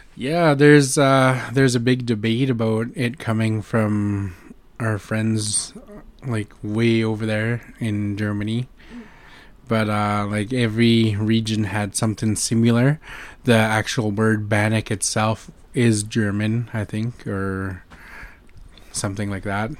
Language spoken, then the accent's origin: English; North Vancouver, British Columbia, Canada; I'm from the Squamish Nation